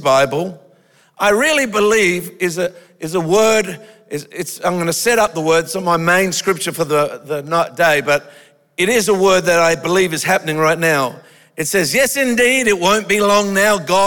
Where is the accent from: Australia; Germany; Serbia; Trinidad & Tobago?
Australia; I'm an Australian